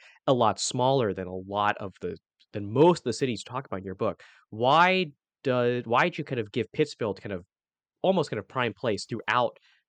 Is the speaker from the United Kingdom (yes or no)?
no; Hong Kong; So I'm from Hong Kong